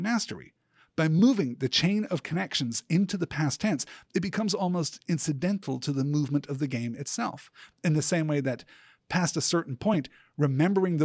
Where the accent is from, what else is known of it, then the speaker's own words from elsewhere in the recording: United Kingdom; I was born and raised in Britain